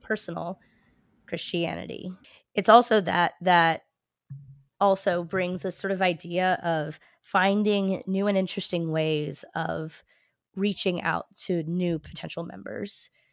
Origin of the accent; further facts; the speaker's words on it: New Jersey, United States; I grew up in New Jersey